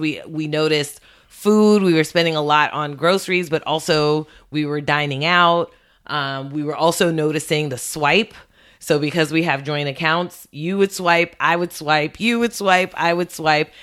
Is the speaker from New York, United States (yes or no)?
yes; New York City, New York, United States; also born or lived in Westchester; spent most of my childhood in Brooklyn, um, grew up, um, in East New York